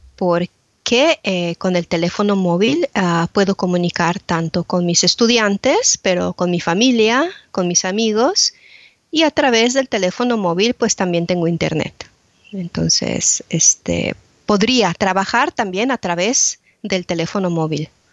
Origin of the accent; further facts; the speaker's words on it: Mexico City, Mexico; now in Braintree, United Kingdom; nací y crecí en Ciudad de México